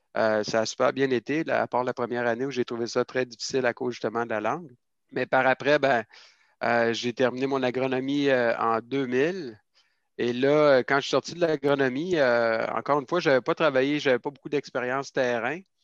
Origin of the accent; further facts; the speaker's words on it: Quebec City, Quebec, Canada; moi, je suis originaire de la ville de Québec, en fait. Euh, j'ai grandi dans le centre-ville de Québec